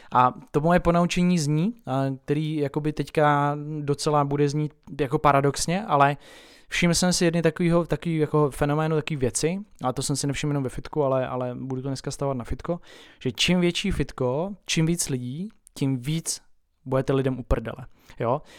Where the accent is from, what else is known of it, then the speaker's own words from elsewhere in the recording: Tábor, South Bohemian Region, Czechia; u nás v Táboře